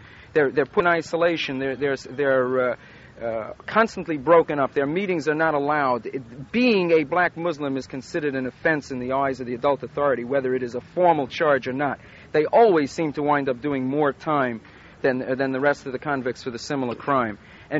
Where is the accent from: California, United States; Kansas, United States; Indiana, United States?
California, United States; San Francisco; San Francisco.